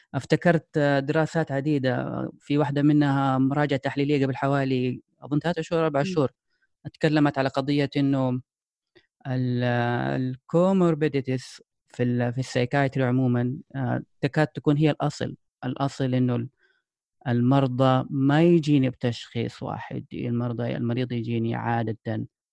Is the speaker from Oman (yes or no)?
no; Saudi Arabia; عندنا في السعوديه